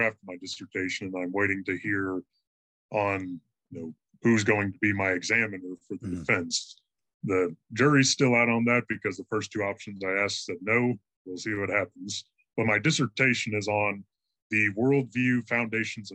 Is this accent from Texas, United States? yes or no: yes; Fritch, Texas, United States; I am from the small town of Fritch, Texas. It's a town of about 2,000 people north of Amarillo.